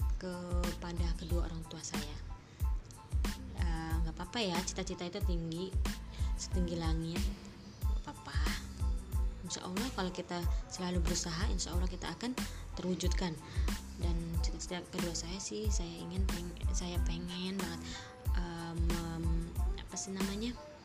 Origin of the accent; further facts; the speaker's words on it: Serang, Banten, Indonesia; moved away as an adult; now in Tunisia; Lahir di Serang, dua puluh enam April dua ribu